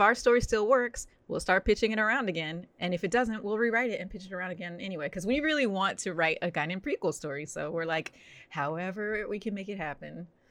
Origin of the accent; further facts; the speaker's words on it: New Jersey, United States; now in Los Angeles, United States; I grew up in New Jersey, but we would spend every summer in Florida